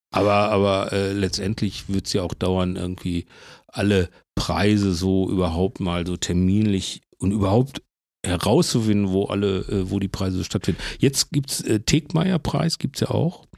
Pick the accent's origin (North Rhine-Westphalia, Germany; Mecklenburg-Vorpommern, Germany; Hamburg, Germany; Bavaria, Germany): North Rhine-Westphalia, Germany; Herne; also born or lived in Bochum; ich bin Herne groß geworden und in Bochum dick